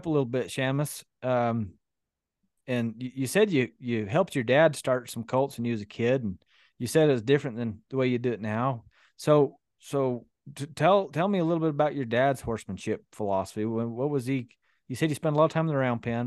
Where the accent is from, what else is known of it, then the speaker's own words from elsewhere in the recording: Utah, United States; growing up in Utah, we're kind of here on the Buckaroo fringe